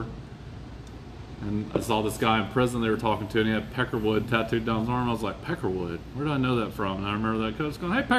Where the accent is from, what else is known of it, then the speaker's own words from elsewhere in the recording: South Alabama, United States; where I grew up in South Alabama